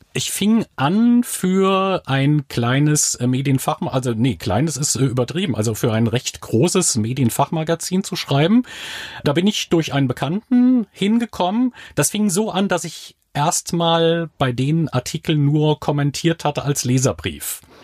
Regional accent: Diez, Rhineland-Palatinate, Germany; Ich bin in Dietz an der Lahn geboren, bei Limburg

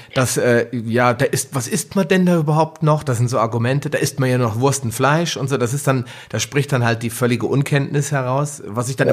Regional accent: Hesse, Germany; bei uns in Hessen

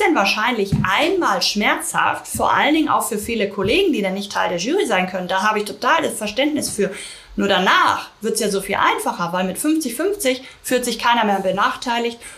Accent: Germany; also born or lived in London; bei uns in Deutschland

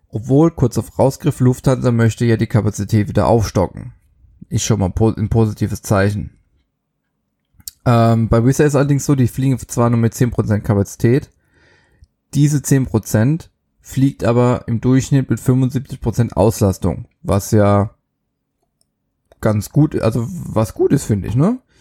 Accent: Germany; bei uns in Deutschland

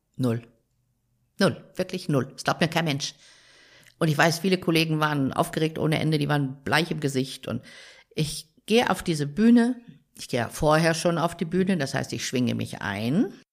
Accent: Rehren, Lower Saxony, Germany; now in Munich, Germany; Meine Heimat ist in der Nähe von Hannover im Weserbergland. Rehren, ein kleiner Ort in der Nähe von Rinteln an der Weser

